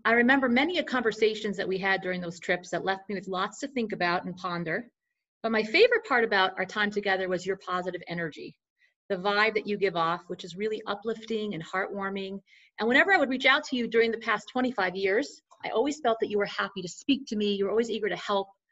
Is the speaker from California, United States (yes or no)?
no; Morristown, New Jersey, United States; growing up in Morristown, New Jersey, my family had the privilege of hosting you